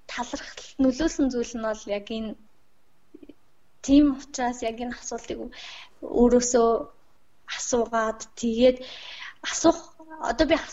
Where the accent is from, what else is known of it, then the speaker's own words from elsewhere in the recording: Mongolia; би Монгол орнд төрсөндөө бас Монгол сурч байгаадаа маш их талархаж байгаа.